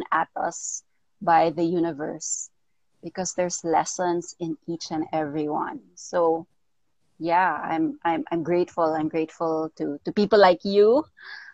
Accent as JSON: {"language": "English", "country": "Philippines", "tie": "born or raised there", "also_born_or_lived": "United States / Daly City, California", "said": "I was born in the States, but I was raised here in the Philippines"}